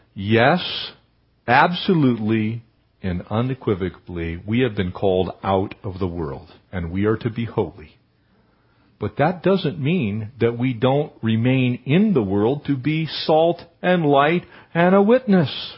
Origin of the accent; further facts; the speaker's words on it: Poway, California, United States; we were growing up in Poway